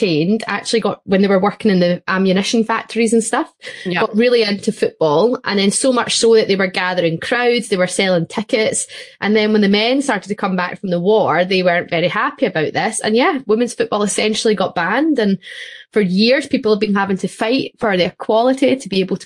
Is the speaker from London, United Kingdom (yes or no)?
no; Scotland, United Kingdom; we say this as Scottish women